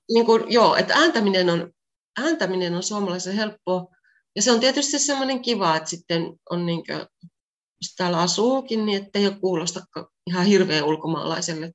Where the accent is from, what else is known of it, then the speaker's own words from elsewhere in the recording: Pieksämäki, South Savo, Finland; moved away as an adult; also born or lived in France; now in Greece; mä oon Pieksämäeltä kotoisin